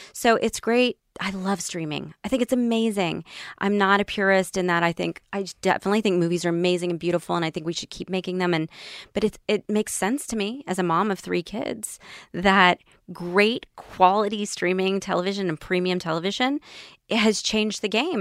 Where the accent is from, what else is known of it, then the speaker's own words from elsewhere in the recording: Tennessee, United States; I grew up in Tennessee